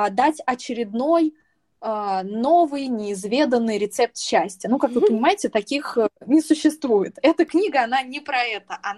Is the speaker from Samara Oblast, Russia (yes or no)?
yes; Samara, Samara Oblast, Russia; moved away; мы, мы из Самары, из Самаре привет, но, между прочим, сейчас вещание ведется из, внимания, Москвы и из Канарских